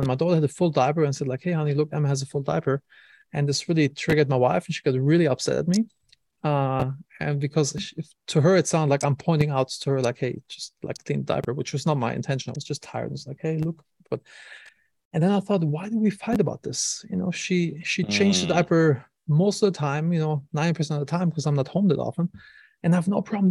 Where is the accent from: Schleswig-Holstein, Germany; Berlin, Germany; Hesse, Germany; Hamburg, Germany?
Hesse, Germany; Wiesbaden; moved away; I'm from Germany originally.